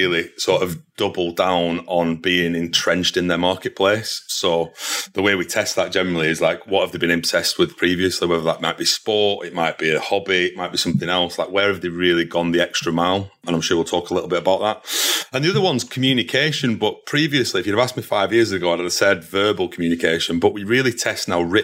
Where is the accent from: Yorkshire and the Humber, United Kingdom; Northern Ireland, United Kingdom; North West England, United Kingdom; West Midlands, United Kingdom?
North West England, United Kingdom; Burnley; moved away as an adult; also born or lived in London / Manchester; I was from Burnley originally. There's not a lot of, in terms of industry there. So I knew I had to move out of that area